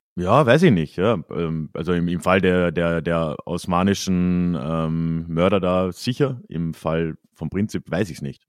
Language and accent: German; Carinthia, Austria; ich bin halt in Kärnten aufgewachsen